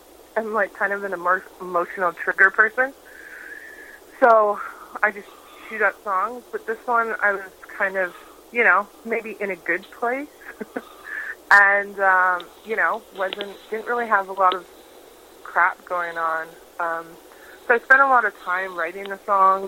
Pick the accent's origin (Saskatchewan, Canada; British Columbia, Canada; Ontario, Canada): British Columbia, Canada; Prince Rupert; I grew up in Prince Rupert, BC, which is northern British Columbia